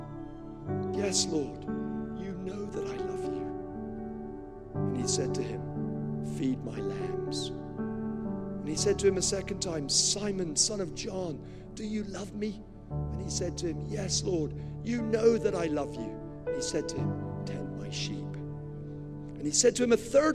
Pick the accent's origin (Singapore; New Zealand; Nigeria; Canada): Nigeria; I was born in Nigeria. I grew up there.